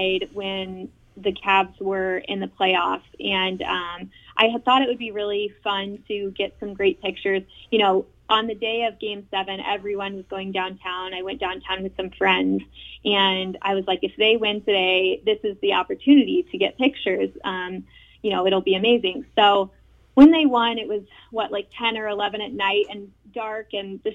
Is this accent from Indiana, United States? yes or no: yes; Indianapolis, Indiana, United States; moved away as an adult; now in Cleveland, United States; I'm from Indianapolis